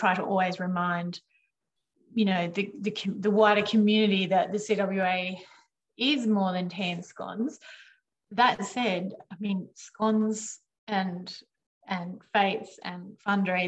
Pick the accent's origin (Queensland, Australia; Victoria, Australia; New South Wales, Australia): New South Wales, Australia; Picton; also born or lived in Penrith; I grew up in Picton.